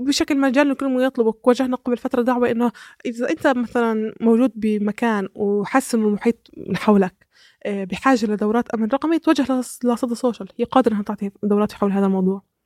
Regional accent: Palestine

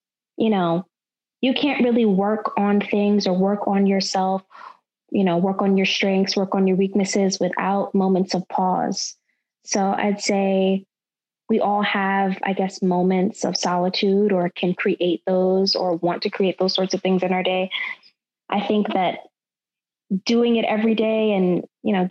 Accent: Tuscaloosa, Alabama, United States; moved away as an adult; also born or lived in Rochester, New York; now in Washington, D.C., United States; I am from Tuscaloosa, Alabama. I'm really a transplant from upstate New York, Rochester, New York. Grew up in the South, love the South, love Alabama.

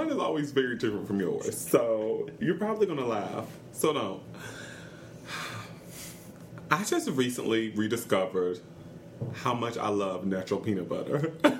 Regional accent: the South, United States; growing up in the South

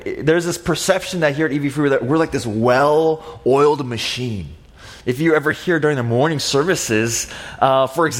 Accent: San Diego, California, United States; I grew up in North County, San Diego

